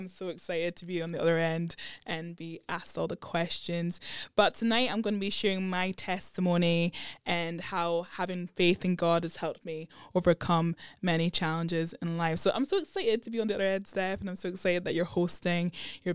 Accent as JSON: {"language": "English", "town": "Edinburgh", "region": "Scotland", "country": "United Kingdom", "tie": "born or raised there", "also_born_or_lived": "London", "said": "I grew up in Edinburgh. I was born in London, but thankfully my parents moved up to Edinburgh when I was two."}